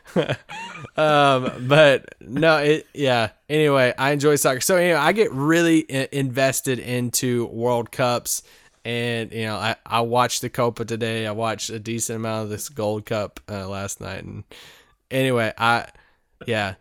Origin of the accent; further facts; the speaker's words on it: United States; I'm an American